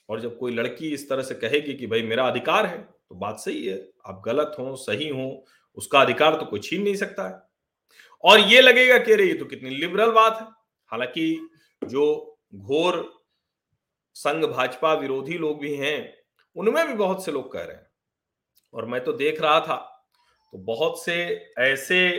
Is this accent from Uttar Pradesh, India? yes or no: yes; Uttar Pradesh, India; जो अवध से वहां भी घूंघट होता है